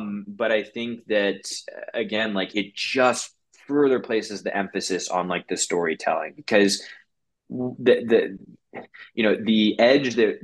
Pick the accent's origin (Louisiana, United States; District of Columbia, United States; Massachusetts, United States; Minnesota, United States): District of Columbia, United States; Washington; moved away as an adult; also born or lived in Colorado / San Francisco; I'm 100% a city slicker. I grew up in Washington, D.C.